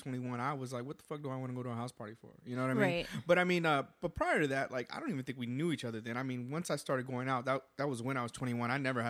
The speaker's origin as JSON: {"language": "English", "town": "San Antonio", "region": "Texas", "country": "United States", "moved": "as an adult", "lives_now": "Austin, United States", "said": "I'm from San Antonio"}